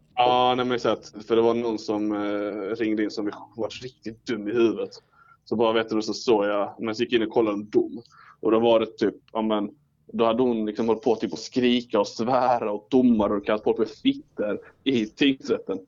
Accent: Ängelholm, Skåne, Sweden; now in Örebro, Sweden; jag bor ju i Örebro men jag är ju från Ängelholm

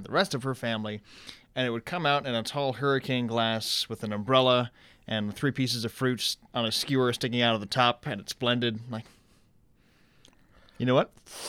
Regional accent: Saginaw, Michigan, United States; But bartended in Saginaw, Michigan. I'm from Saginaw, started my master's program

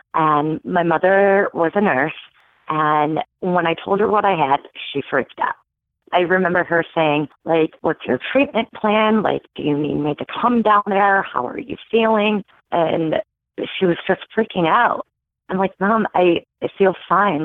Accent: Michigan, United States; born or raised there

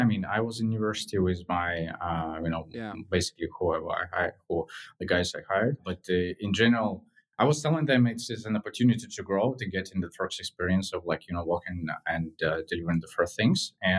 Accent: Moscow, Russia; in general, Moscow is beautiful. Like growing there is something like, you know, very different

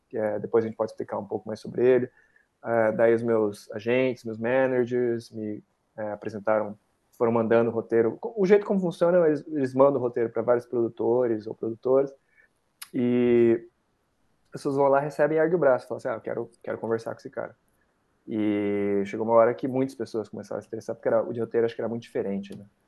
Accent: Brazil

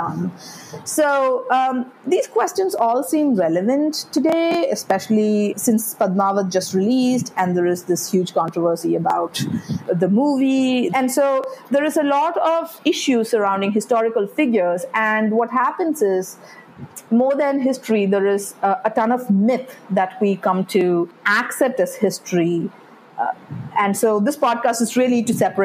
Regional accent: Kerala, India; Growing up in Kerala

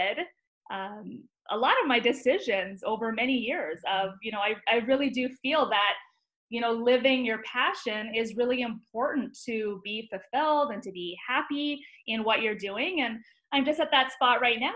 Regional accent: Vancouver, British Columbia, Canada; moved away as an adult; now in United States; I grew up just outside of Vancouver

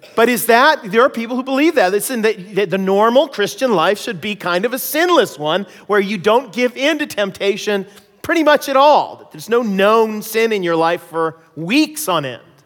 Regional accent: United States; moved away as an adult; also born or lived in Canada; now in British Columbia, Canada; my experiences as being an American in Canada.

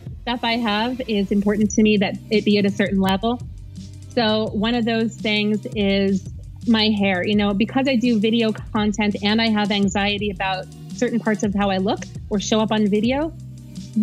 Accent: New York City, New York, United States; moved away as an adult; now in Dallas, United States; I was born and raised in New York City

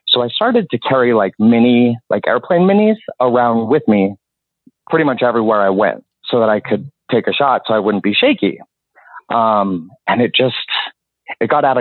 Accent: Utah, United States; moved away; also born or lived in South Florida / Orlando / South Carolina / Los Angeles; I was born and raised in Utah and born and raised Mormon

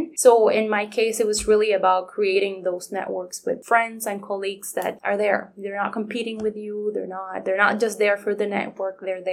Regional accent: Puerto Rico; first language Spanish; English is a second language; moved away as an adult; now in Kingston, Canada; I was from Puerto Rico

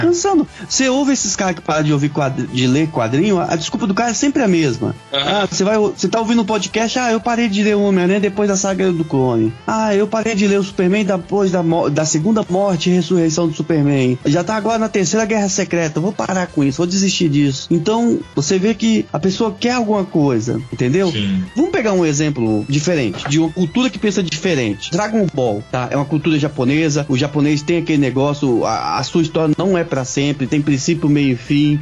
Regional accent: Brazil; Nós, como brasileiros

